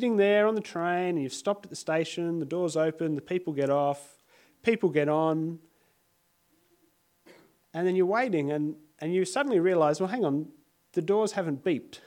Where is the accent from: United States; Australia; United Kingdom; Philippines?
Australia; Sydney, New South Wales; now in Adelaide, Australia; I grew up in Sydney, many of you will know, and I used to catch a train every day to get to high school